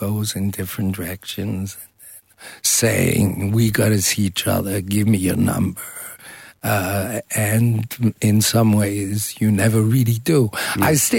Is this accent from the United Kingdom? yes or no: no; Switzerland; also born or lived in United States; I was born in the States. I was raised in Switzerland and many different places.